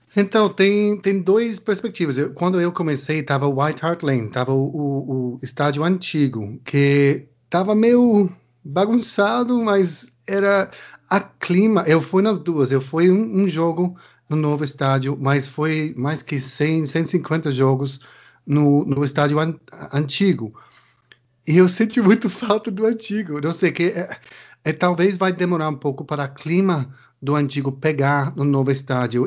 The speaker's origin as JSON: {"language": "Portuguese", "area": "English and Irish", "region": "England", "country": "United Kingdom", "also_born_or_lived": "Brazil", "second_language": "Portuguese", "moved": "as an adult", "lives_now": "Jacuípe, Brazil", "said": "eu sou britânico, sou inglês e irlandês."}